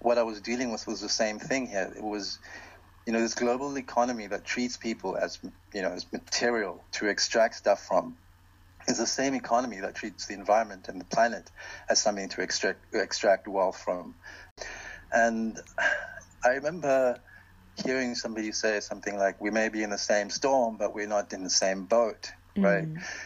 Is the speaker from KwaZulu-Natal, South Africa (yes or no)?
no; Port Elizabeth, Eastern Cape, South Africa; I was born here at Bayi, but it's called Port Elizabeth in the colonial language